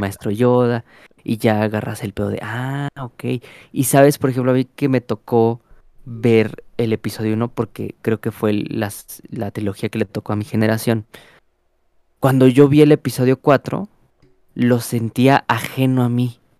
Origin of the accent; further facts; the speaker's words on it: Mexico; como mexicanos